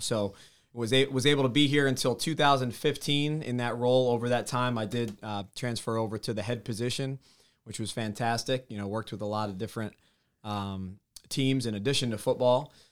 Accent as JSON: {"language": "English", "region": "New Jersey", "country": "United States", "tie": "born or raised there", "said": "growing up in North Jersey, just over the George Washington Bridge"}